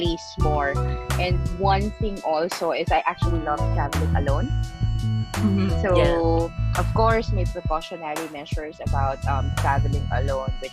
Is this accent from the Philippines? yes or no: yes; Philippines; moved away as an adult; also born or lived in Indonesia / Singapore / China; I'm really from the Philippines, like born bred from the Philippines